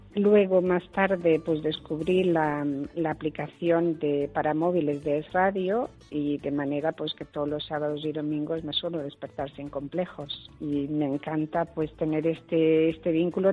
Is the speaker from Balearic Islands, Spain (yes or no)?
yes; Menorca, Balearic Islands, Spain; moved away as an adult; also born or lived in United States / France / Syria / Italy; now in Brussels, Belgium; soy menorquina y vivo en Bruselas